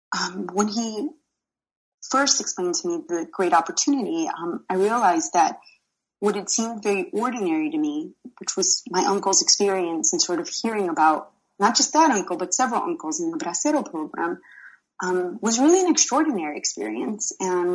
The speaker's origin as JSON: {"language": "English", "town": "Chicago", "region": "Illinois", "country": "United States", "tie": "born or raised there", "said": "I was born and raised in Chicago. My father actually comes from a little village in Guanajuato, and my mother is from Durango, and they met in Chicago"}